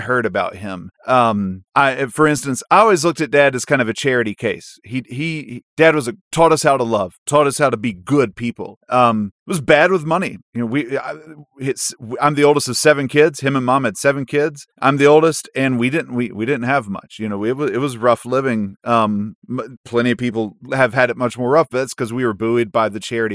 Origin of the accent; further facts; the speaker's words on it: Mount Airy, North Carolina, United States; I grew up in Mount Airy, North Carolina